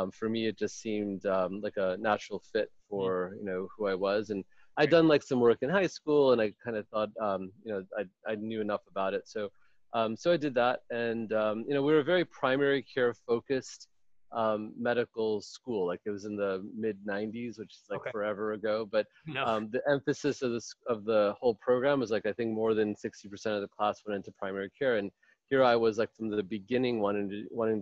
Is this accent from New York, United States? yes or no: yes; Rochester, New York, United States; moved away as an adult; also born or lived in India / Albany, New York; now in Palo Alto, United States; So I was born in India. I grew up in upstate New York, in Rochester, New York.